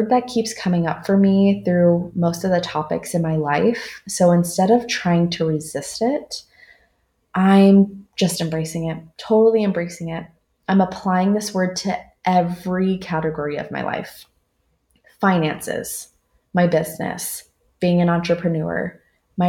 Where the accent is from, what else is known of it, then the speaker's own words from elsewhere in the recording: Southern California, United States; moved away as an adult; now in Dallas, United States; I'm from Southern California, and I've been living in Dallas for the last 5 years